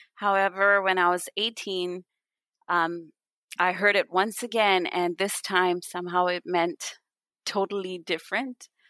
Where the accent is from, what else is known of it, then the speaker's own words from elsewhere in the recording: India; also born or lived in Canada; when I was really young, my family moved to India from Canada, where I was born